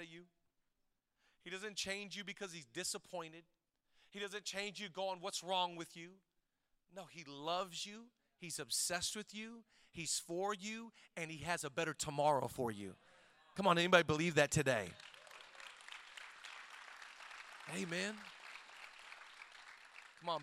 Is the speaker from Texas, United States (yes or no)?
no; Shelton, Washington, United States; growing up in Shelton, Washington